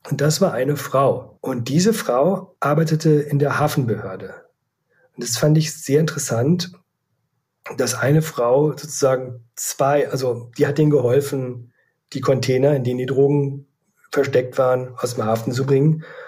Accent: Leer, Lower Saxony, Germany; moved away as an adult; also born or lived in Hamburg; Ich komme eigentlich aus Leer Ostfriesland und habe dort nach dem Abitur bei der Ostfriesen Zeitung in Leer ein Volontariat absolviert

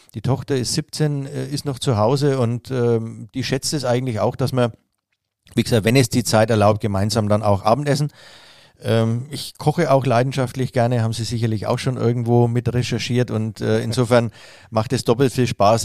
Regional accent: Nuremberg, Bavaria, Germany; wir Franken

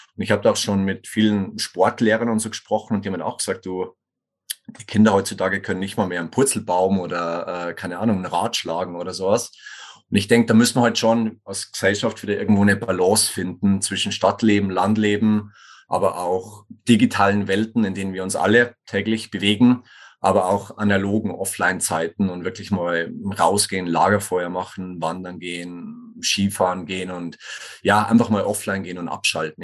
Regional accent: Tegernsee-Schliersee region, Bavarian Oberland, Germany; accent: Bavarian; moved away as an adult; also born or lived in Kufstein, Austria / Innsbruck, Austria / Sweden; Ich komme ursprünglich aus Bayern, wie man vielleicht sogar hört, aus dem bayerischen Oberland, so Tegernsee-Schlese-Region

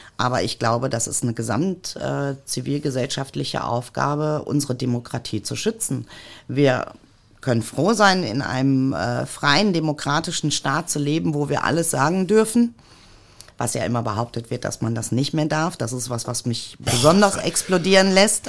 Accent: Mülheim an der Ruhr, North Rhine-Westphalia, Germany; Ich bin in Mülheim an der Ruhr geboren

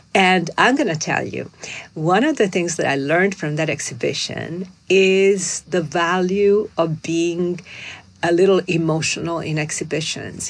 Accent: Milan, Lombardy, Italy; now in New York, United States; I'm from Milan. I look like a Milanese.

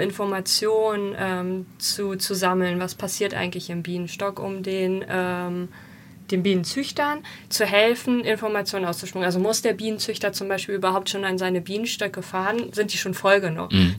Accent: Germany; Wir waren als Deutsche

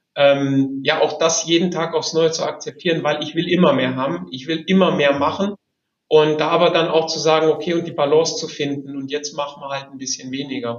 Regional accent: Albstadt, Baden-Württemberg, Germany; aufgewachsen bin ich zwischen Stuttgart und dem Bodensee äh, auf der okay. Schwäbischen Albstadt

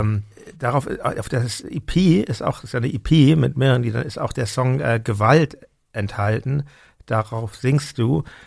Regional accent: Hamburg, Germany; ich bin in Hamburg. Meine Eltern sind Berliner, aber die sind vor meiner Geburt nach Hamburg gezogen. Und ähm, genau, insofern bin ich schon Hamburger

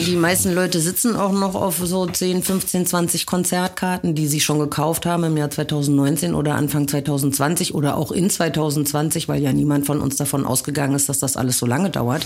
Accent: a small town in western Germany, Germany; moved away as an adult; now in Berlin, Germany; Ich komme aus einer Kleinstadt aus Westdeutschland.

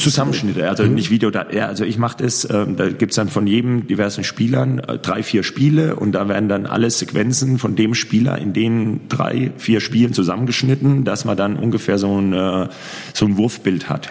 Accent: Würzburg, Bavaria, Germany; moved away as an adult; also born or lived in Großwallstadt / Lemgo / Gummersbach / Erlangen; er ist auch gebürtiger Heidingsfelder, so wie ich.

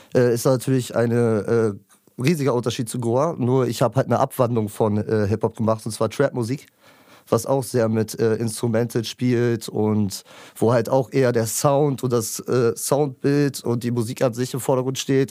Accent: Lübeck, Schleswig-Holstein, Germany; ich komme aus dem wunderschönen Lübeck

